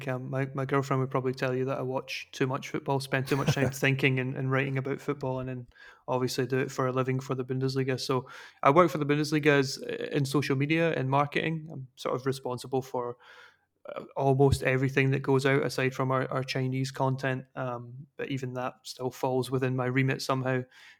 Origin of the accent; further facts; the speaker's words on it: Scotland, United Kingdom; moved away; And like you say, I'm a Scottish person. I was going to say a Scottish player there. A Scottish person that's moved abroad myself.